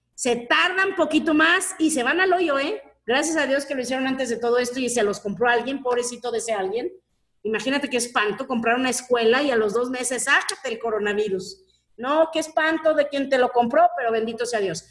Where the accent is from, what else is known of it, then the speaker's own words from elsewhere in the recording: Mexico; como buena mexicana